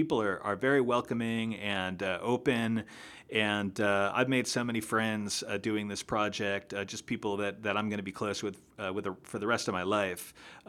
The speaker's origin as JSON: {"language": "English", "region": "New York", "country": "United States", "tie": "born or raised there", "also_born_or_lived": "Burlington, Vermont", "said": "I come from Burlington, Vermont. I grew up in upstate New York, and then I lived in Vermont for about 10 years."}